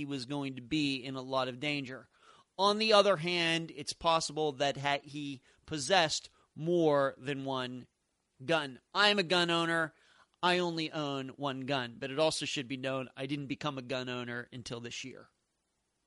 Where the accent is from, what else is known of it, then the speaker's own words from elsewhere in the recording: Leechburg, Pennsylvania, United States; moved away; also born or lived in Las Vegas; where I grew up in Leechburg, Pennsylvania